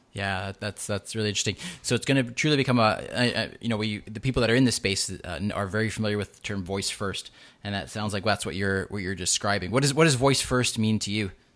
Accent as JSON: {"language": "English", "town": "Vancouver", "region": "British Columbia", "country": "Canada", "tie": "born or raised there", "said": "right here in my hometown of Vancouver"}